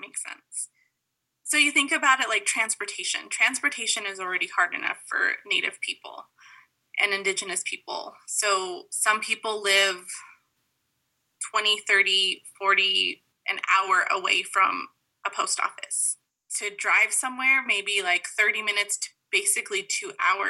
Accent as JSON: {"language": "English", "town": "Window Rock", "region": "Arizona", "country": "United States", "said": "I'm originally from the Navajo Nation, so around Windorock area."}